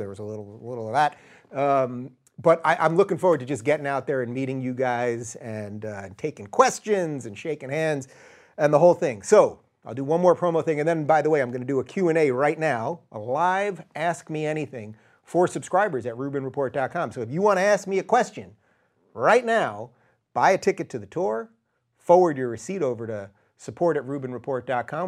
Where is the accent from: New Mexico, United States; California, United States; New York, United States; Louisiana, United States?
New York, United States; New York City; in my hometown of New York City